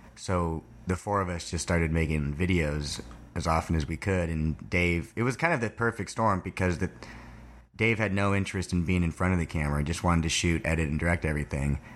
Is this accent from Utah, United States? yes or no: no; Thousand Oaks, California, United States; I'm from, uh, Thousand Oaks, California, which is about an hour north of here